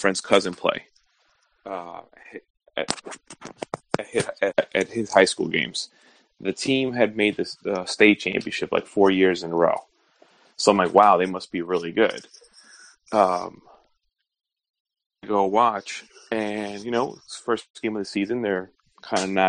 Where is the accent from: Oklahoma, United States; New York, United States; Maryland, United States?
New York, United States; moved away; also born or lived in Florida; growing up in New York